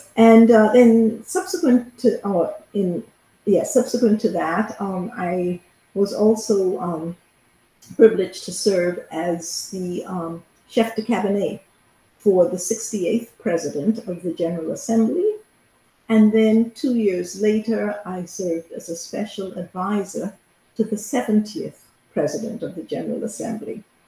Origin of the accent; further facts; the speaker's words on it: Bahamas; first language English; also born or lived in Canada; I'm from the Bahamas, which is where I currently live.